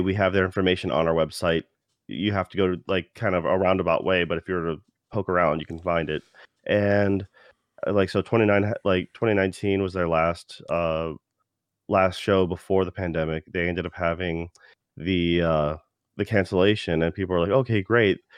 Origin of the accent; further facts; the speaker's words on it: United States; being an American